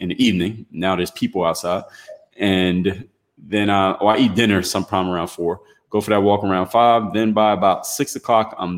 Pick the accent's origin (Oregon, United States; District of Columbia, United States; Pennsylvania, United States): Pennsylvania, United States; Philadelphia; now in Miami, United States; I'm originally from Philadelphia, Pennsylvania